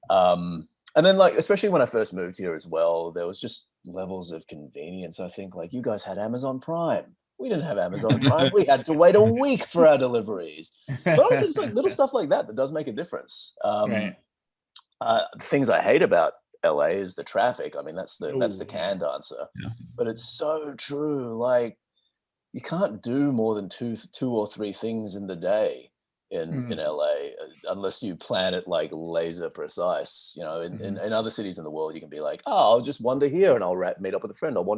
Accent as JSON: {"language": "English", "town": "Melbourne", "region": "Victoria", "country": "Australia", "tie": "born or raised there", "also_born_or_lived": "Singapore", "moved": "as an adult", "lives_now": "United States", "said": "I was born in Australia, Melbourne, Australia"}